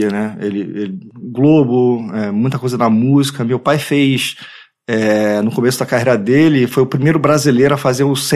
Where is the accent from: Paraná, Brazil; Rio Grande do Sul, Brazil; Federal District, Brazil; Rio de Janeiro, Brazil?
Rio de Janeiro, Brazil; Eu nasci na Tijuca, no Rio de Janeiro